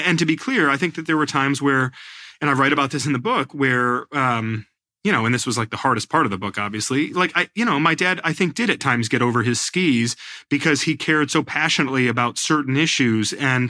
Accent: New York, United States; born there; he's the pastor of the church where I was born up in the Hudson Valley.

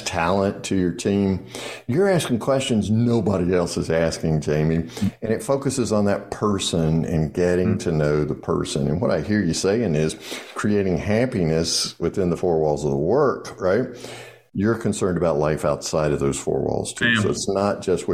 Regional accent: Virginia, United States; I'm from Virginia

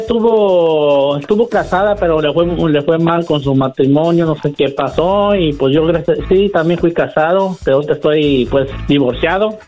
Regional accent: Tepatitlán, Jalisco, Mexico; yo soy de Jalisco, de Tepatitlán

